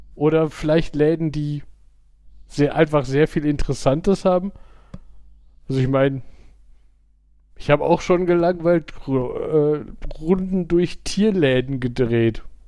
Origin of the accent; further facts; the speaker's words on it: Gladbeck, North Rhine-Westphalia, Germany; bei uns in, also da in Gladbeck gab es zwei Videotheken